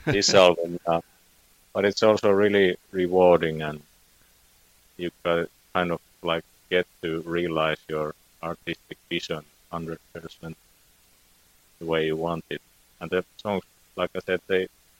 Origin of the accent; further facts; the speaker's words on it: Finland; first language Finnish; English is a second language; my native tongue is Finnish, so it's Suomi.